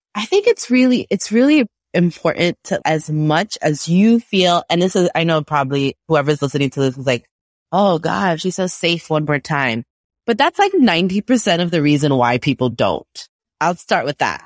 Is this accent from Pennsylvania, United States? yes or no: no; New York City, New York, United States; I'm from Brooklyn